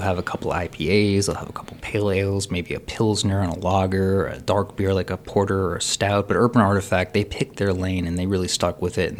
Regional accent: Cincinnati, Ohio, United States; I grew up in the Union Terminal gift shop

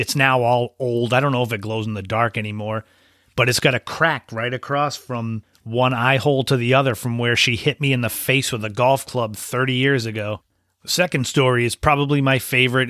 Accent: Cape Cod, Massachusetts, United States; where I grew up on Cape Cod in Massachusetts in New England

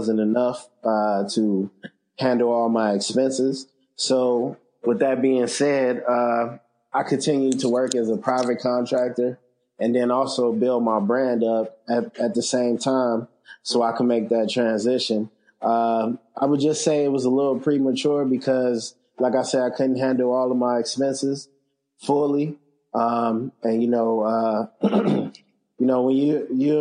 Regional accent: Chicago, Illinois, United States; moved away; I'm originally from Chicago, graphic designer, web developer.

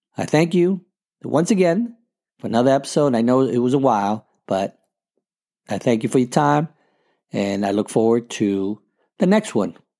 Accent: New York City, New York, United States; moved away; my wife and I grew up in the Bronx

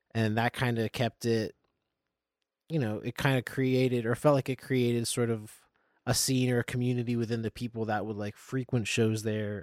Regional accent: Nazareth, Pennsylvania, United States; moved away as an adult; now in Lancaster, United States; I come from the Lehigh Valley. I'm from Nazareth, Pennsylvania

